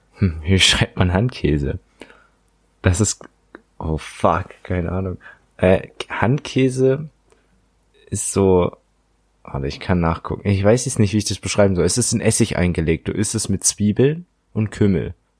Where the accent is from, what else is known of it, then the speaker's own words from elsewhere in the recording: Germany; das definiert uns als Deutsche ja auch